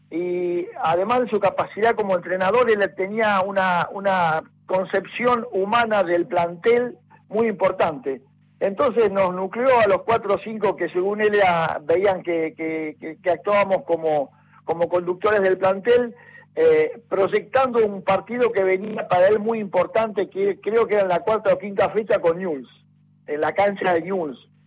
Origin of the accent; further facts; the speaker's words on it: Casilda, Santa Fe, Argentina; Yo, soy natural de Casilda, una ciudad que está a 50 kilómetros de, de Rosario, en la provincia de Santa Fe.